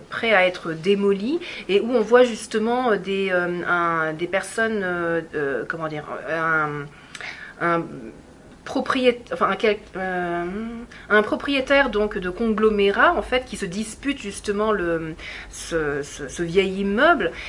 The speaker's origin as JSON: {"language": "French", "region": "Gwangju", "country": "South Korea", "tie": "born or raised there", "said": "En fait, moi je viens de Gwangju, donc c'est une ville en fait qui est très liée à l'histoire contemporaine coréenne"}